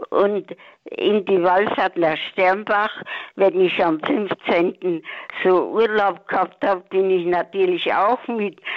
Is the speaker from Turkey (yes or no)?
no; Sudetenland, Czechia; now in Ursberg, Germany; Und wir, wir sind auch aus dem Sudetenland gewesen vor 77 Jahren, muss man fort.